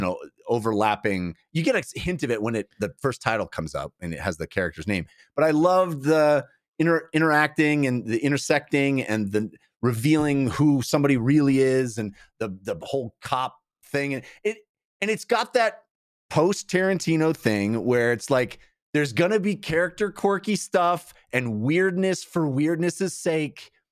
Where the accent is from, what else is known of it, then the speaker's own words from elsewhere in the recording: Bay Area, California, United States; growing up in the Bay Area